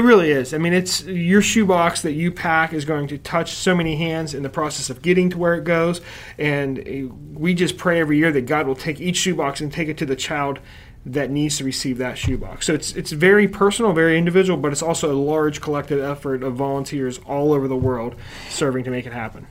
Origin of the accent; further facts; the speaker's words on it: Uniontown, Pennsylvania, United States; now in Butler, United States; not originally from Butler, but I'm from Uniontown, Pennsylvania originally